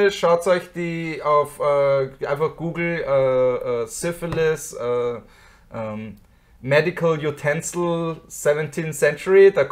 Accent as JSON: {"language": "German", "country": "Austria", "said": "Als Österreicher habe ich es gern, wenn ich mehr Wasser"}